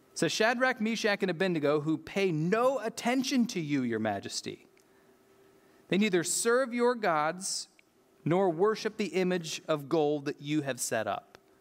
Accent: United States; I'm an American

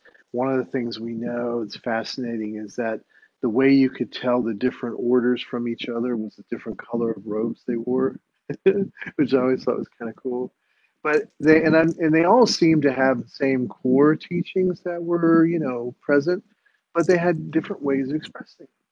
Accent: United States; I was raised in the United States

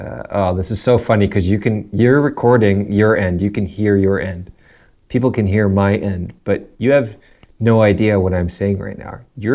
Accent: South Africa; now in Canada; because we grew up in South Africa, learned all these like British / English phrases and terms from my parents, and then we moved to Canada

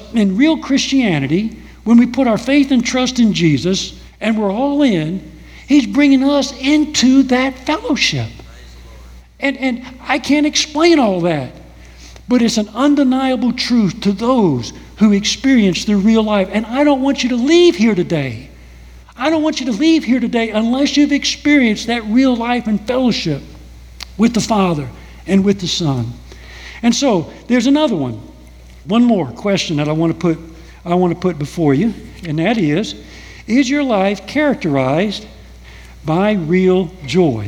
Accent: United States; here I am from America. I've been raised in a whole different culture

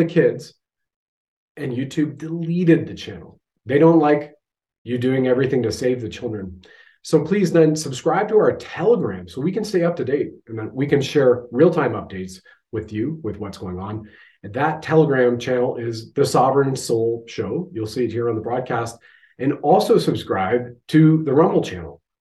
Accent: Canada

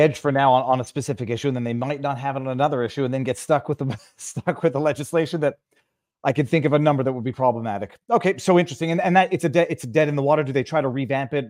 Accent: Canada; I'm just a Canadian bumpkin

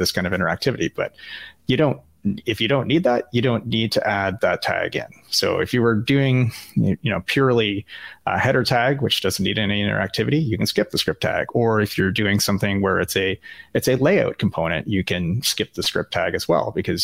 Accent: Canada; as a Canadian, and I don't know if your listeners have figured that out yet, but I am Canadian

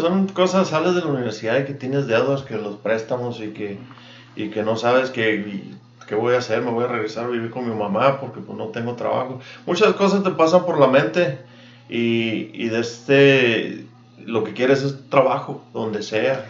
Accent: Agua Prieta, Sonora, Mexico; moved away as an adult; also born or lived in Douglas, Arizona / Yuma; now in Tucson, United States; yo me crié, fui a la escuela en Prieta, toda la primaria, la secundaria y la prepa.

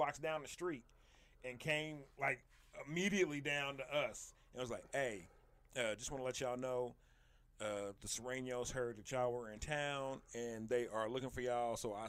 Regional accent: Kansas City, United States; we're from Kansas City.

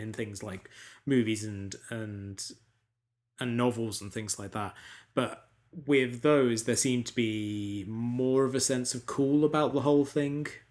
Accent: United Kingdom; as a British person

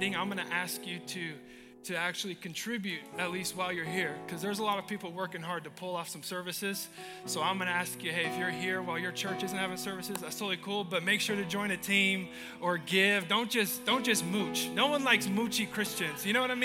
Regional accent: Nampa, Idaho, United States; now in Portland, United States; I love Nampa. I was born in Mercy Medical Center

